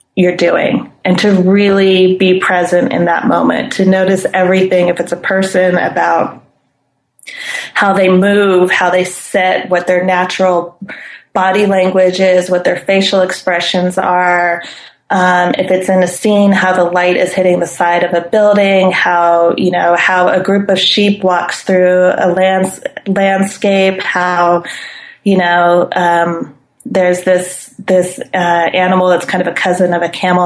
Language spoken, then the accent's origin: English; Claremont, California, United States; moved away as an adult; also born or lived in Pasadena / Glendale; now in Villa Carlos Paz, Argentina; I was born and raised in Claremont